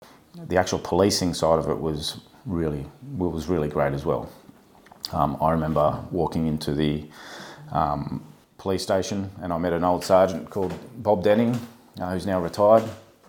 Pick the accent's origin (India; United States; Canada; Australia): Australia; Scone, New South Wales; also born or lived in Paris, France / Sydney; I was born in France. I was born in Paris in 1978. My parents moved the family here in 1985 for a better life, really. And we moved to Sydney, then made our way in Australia and ended up living in a place called Scone, which is up in the Hunter Valley.